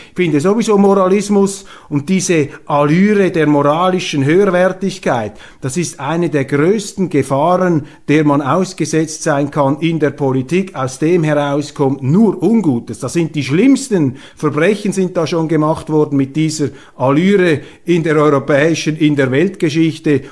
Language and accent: German; Switzerland; als Schweizer